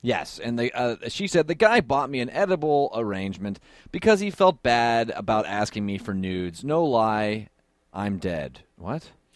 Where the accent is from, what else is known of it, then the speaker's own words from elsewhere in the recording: Columbus, Ohio, United States; I'm actually from Columbus